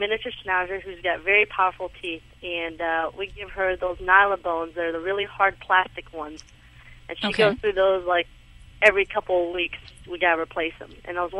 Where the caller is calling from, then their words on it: Tennessee, United States; I'm calling from Tennessee.